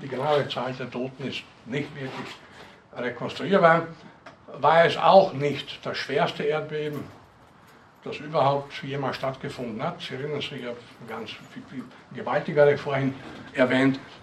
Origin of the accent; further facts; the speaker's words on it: Northern Burgenland, Austria; aus der Gegend, wo ich herkomme, in Nordburgenland